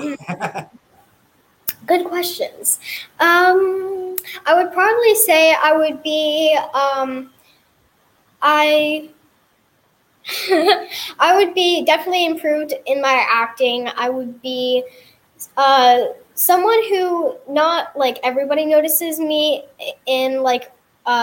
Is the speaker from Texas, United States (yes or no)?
yes; Texas, United States; also born or lived in Hawaii; I was born in Texas, of course, and then I moved to Hawaii for a little bit and lived there for a year and a half, and then we moved back here